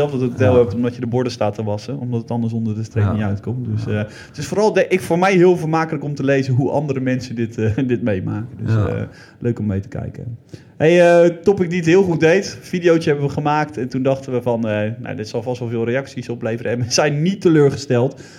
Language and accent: Dutch; Zeelandic Flanders, Netherlands; bij ons in Zils Vlaanderen